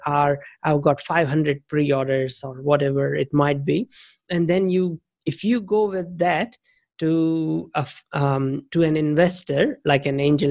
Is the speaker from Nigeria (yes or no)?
no; India; moved away as an adult; also born or lived in United States / Thailand; now in New Zealand; I'm originally from India, but the last about 19, 20 years, I've been in New Zealand